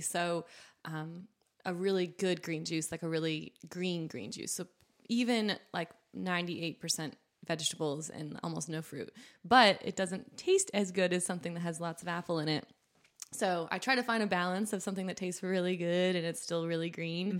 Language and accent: English; New Hampshire, United States; moved away as an adult; also born or lived in Vermont; now in Southwest Virginia, United States; I grew up in New Hampshire, like I said, and went to school in Vermont, just next door